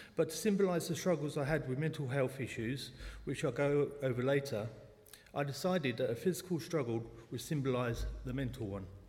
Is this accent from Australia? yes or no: no; London, United Kingdom; accent: South London; also born or lived in New Malden; I was born in the Clapham Hospital in South London. Sometimes the South London accent pops out